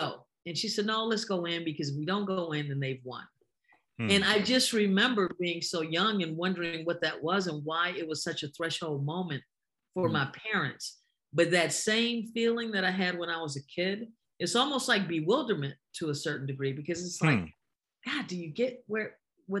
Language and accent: English; Detroit, Michigan, United States; I'm from Detroit